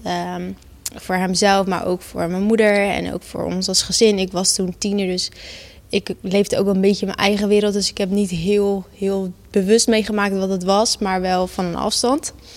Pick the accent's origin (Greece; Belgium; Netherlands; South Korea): Netherlands; Gouda, South Holland; ik ben geboren en getogen in Gouda.